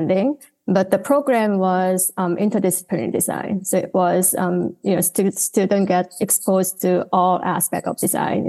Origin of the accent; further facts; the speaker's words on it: Seoul, South Korea; also born or lived in Austin, Texas, United States; I was born and raised here in Seoul, Korea, in a very typical, very conservative family.